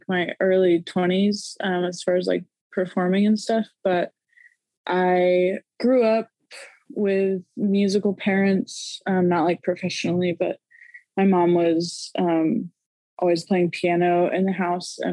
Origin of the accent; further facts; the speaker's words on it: Norman, Oklahoma, United States; now in Oklahoma City, United States; I grew up in Norman, Oklahoma, and I'm currently living in Oklahoma City.